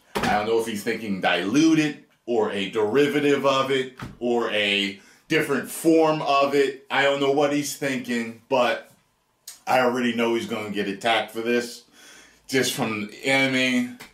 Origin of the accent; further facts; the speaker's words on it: Atlantic City, New Jersey, United States; We're both from Jersey, Jersey boys, Atlantic City